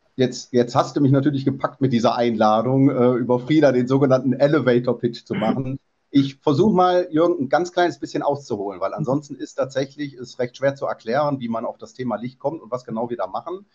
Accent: Mönchengladbach, North Rhine-Westphalia, Germany; moved away as an adult; Ich bin gebürtig, zwar mit 19 schon weg, Mönchengladbacher

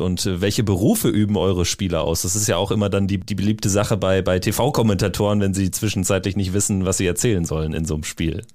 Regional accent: North Rhine-Westphalia, Germany; weil ich auch gebürtig aus NRW komme

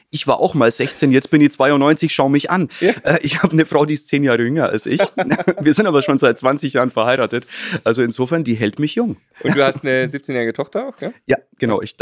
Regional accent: Treuchtlingen, Bavaria, Germany; Treuchtlingen, das ist so eine kleine Stadt in Mittelfranken, so zwischen München und Nürnberg

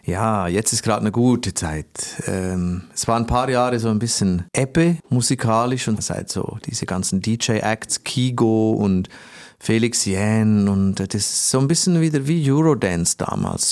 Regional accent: Switzerland; ich komme aus der Schweiz

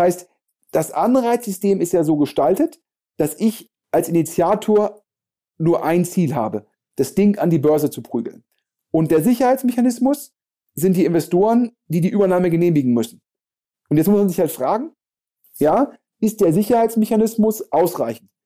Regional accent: Germany; wir als Deutsche

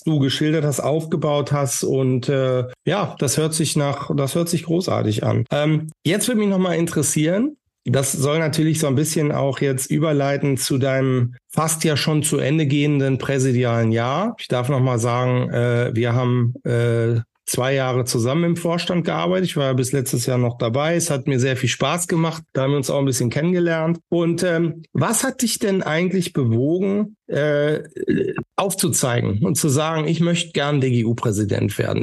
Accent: Northern Germany, Germany; ich bin aus dem Norden

